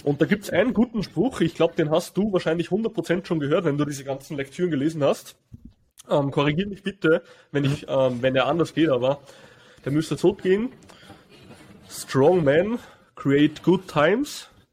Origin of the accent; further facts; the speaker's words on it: Austria; bei uns in Österreich